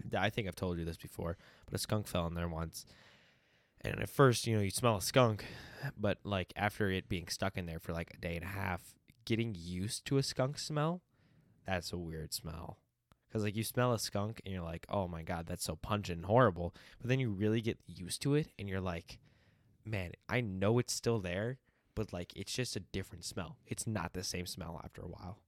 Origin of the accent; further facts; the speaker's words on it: United States; we answer the state instead of the country